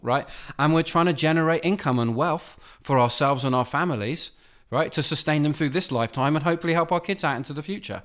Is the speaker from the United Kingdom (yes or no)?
yes; United Kingdom; accent: British; moved away; My charming British accent.